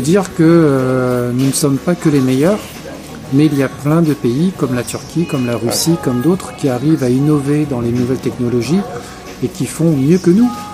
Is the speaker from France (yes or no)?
yes; France; nous, Français